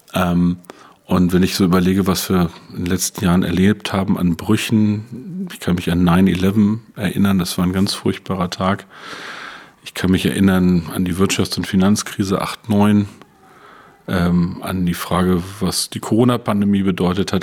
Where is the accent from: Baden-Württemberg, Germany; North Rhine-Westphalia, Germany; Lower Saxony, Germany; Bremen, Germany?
Lower Saxony, Germany; Peine; moved away as an adult; also born or lived in Brandenburg; Peine ist eine wunderbare Stadt, ist meine Heimatstadt, 50.000 Einwohner, zwischen Braunschweig und Hannover gelegen.